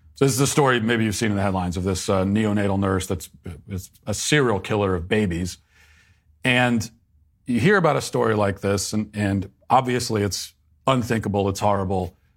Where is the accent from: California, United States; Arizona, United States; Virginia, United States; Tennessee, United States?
Virginia, United States; moved away; my home state of uh, Virginia